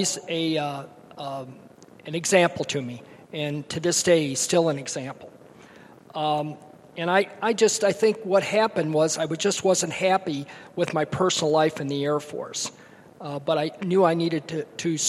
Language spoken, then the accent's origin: English; Kalamazoo, Michigan, United States; I grew up in Kalamazoo, Michigan, wonderful parents